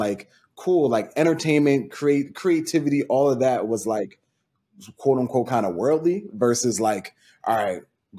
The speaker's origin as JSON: {"language": "English", "town": "Franklin", "country": "United States", "tie": "born or raised there", "said": "the town me and Nina are both from, shout out to Franklin"}